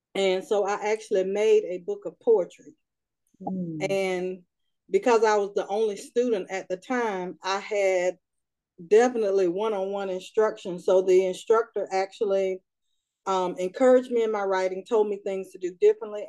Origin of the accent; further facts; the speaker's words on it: Raleigh, North Carolina, United States; I am from Raleigh, North Carolina, and I am the youngest of four.